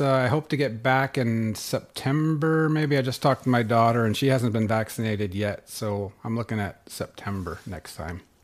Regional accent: Northern California, United States; moved away as an adult; also born or lived in Sweden / Boulder, Colorado; now in North Dakota, United States; I grew up in Northern California and, uh, in the wine country up there.

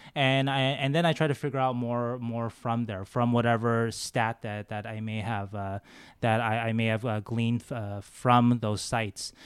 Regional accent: Los Angeles, California, United States; moved away as an adult; also born or lived in Las Vegas; now in San Jose, United States; I grew up in Los Angeles as a Kings fan

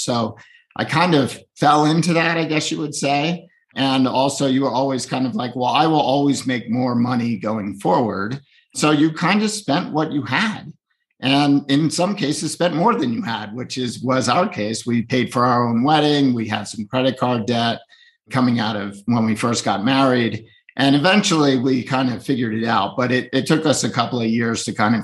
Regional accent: Northeast, United States; I grew up in the Northeast

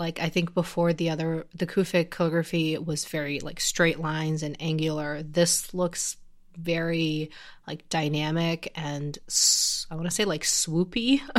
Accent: China; I had to actually learn Chinese calligraphy when I was growing up in China.

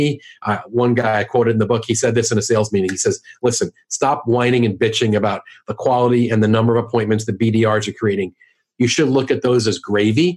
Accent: New York, United States; now in St. Louis, United States; I'm from New York

